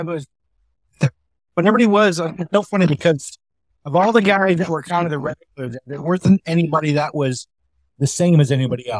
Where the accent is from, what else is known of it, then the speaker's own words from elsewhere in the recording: Canada; now in Seattle, United States; I'm Canadian.